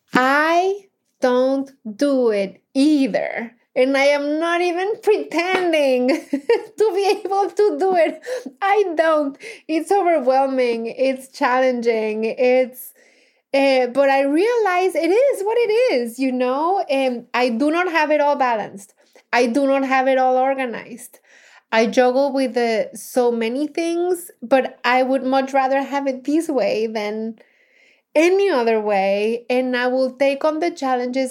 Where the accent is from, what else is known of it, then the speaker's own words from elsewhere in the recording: Mexico; English is a second language; moved away as an adult; now in United States; I was, of course, born and raised in Mexico and consider myself fully Mexican.